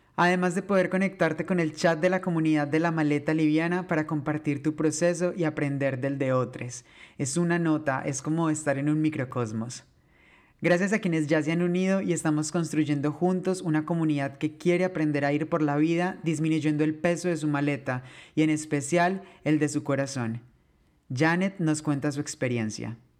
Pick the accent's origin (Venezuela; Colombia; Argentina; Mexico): Colombia; moved away; also born or lived in Spain